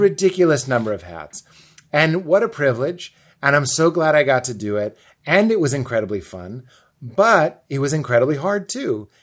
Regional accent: Lexington, Massachusetts, United States; my mom's Lithuanian and my dad's Irish and I'm from Boston, but really I'm from Lexington, but I say Boston because when I say Lexington, people think I mean Kentucky

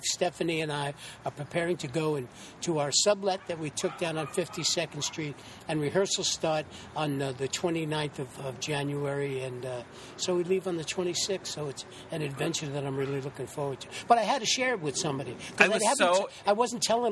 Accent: New York City, New York, United States; also born or lived in Santa Fe, New Mexico / Putnam Lake, New York; I'm originally born and raised in the Bronx, New York

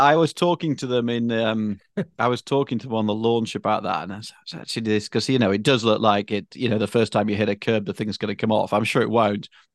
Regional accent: United Kingdom; moved away; I'm British

